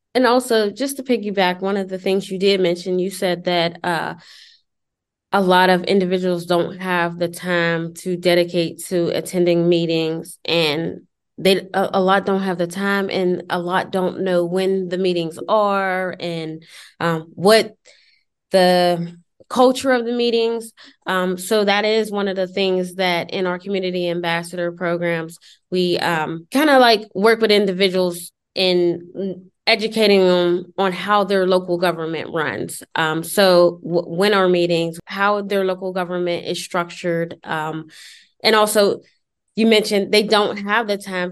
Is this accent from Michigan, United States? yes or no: no; Pittsburgh, Pennsylvania, United States; now in Beaver County, United States; I am originally from Pittsburgh, but I live in Beaver County, PA, which is about 25 minutes north of Pittsburgh